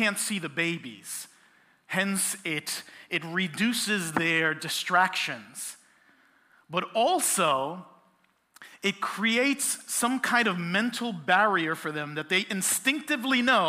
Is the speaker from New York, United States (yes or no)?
yes; New York City, New York, United States; I am born and raised in Brooklyn, and I am a Puerto Rican